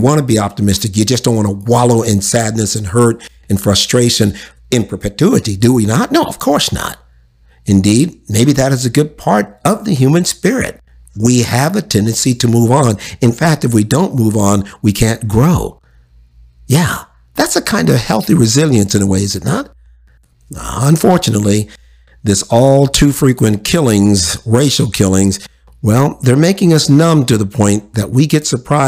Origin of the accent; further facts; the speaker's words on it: United States; I'm an American of African descent.